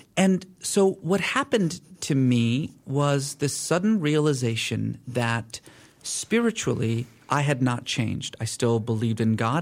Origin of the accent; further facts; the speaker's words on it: Iran; I was born in Iran.